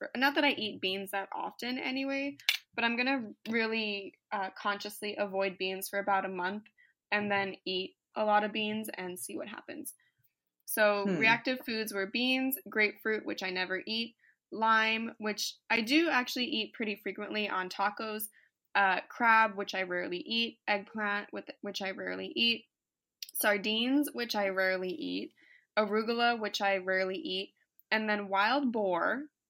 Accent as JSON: {"language": "English", "region": "Virginia", "country": "United States", "tie": "born or raised there", "also_born_or_lived": "Tennessee", "lives_now": "San Diego, United States", "said": "But my family lives in the Midwest, and I grew up in Virginia and Tennessee, and I didn't even get bit back when I lived over there."}